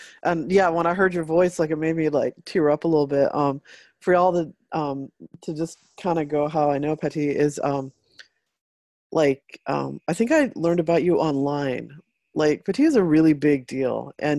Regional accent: El Paso, Texas, United States; moved away; Patty was going to school in El Paso, which is my hometown

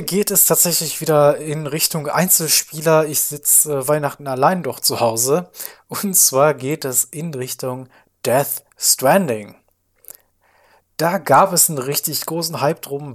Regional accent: Germany; als Deutscher

